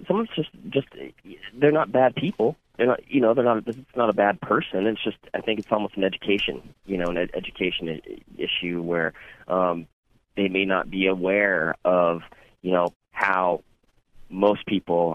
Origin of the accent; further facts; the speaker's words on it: Washington, United States; moved away; that's my home state